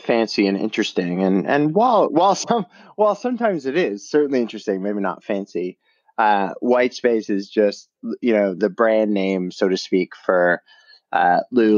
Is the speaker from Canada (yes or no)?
yes; Canada; I grew up in Canada. I did my undergraduate there at McMaster University in Hamilton